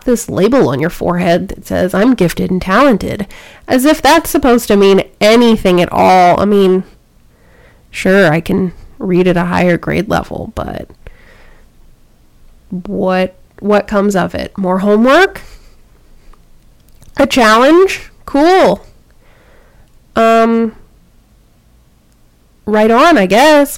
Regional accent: Baltimore, Maryland, United States; I grew up in Baltimore

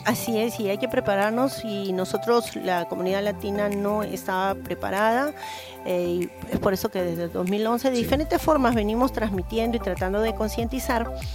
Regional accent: Peru; moved away as an adult; now in Kobe, Japan; soy peruana, descendiente de segunda generación, Nikkei

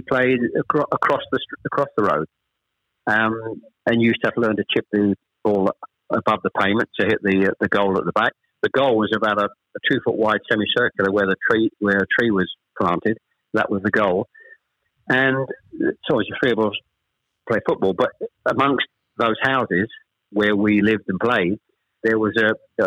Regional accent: Chelmsford, East of England, United Kingdom; also born or lived in Ashton-under-Lyne; We actually moved south from Manchester. I was born in Ashton-under-Lyne. We actually moved south to Chelmsford when I was probably, I was the eldest of three, when I was probably about seven or eight

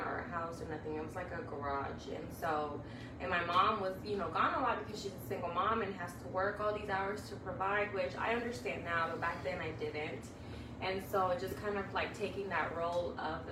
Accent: Mexico; English is a second language; also born or lived in Chicago; now in Kansas, United States; the way I grew up in Mexico

